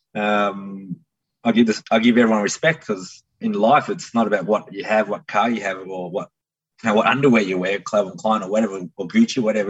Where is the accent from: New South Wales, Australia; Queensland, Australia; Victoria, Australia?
Victoria, Australia; Melbourne; I grew up somewhere down here